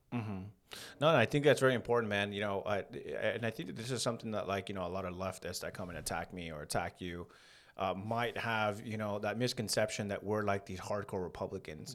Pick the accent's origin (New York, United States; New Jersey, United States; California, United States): California, United States; San Fernando; We, we grew up in San Fernando.